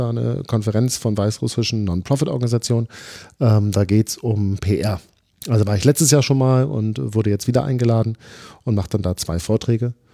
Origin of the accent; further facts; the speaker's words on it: Flensburg, Schleswig-Holstein, Germany; Ich komme aus Flensburg und so, ja.